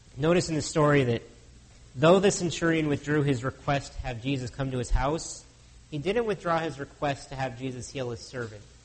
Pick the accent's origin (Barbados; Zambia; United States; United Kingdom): United States; now in Canada; As an American born citizen, if I moved here to Canada